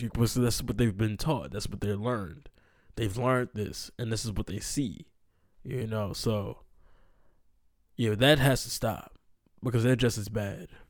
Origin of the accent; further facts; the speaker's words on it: Maryland, United States; I'm from Maryland.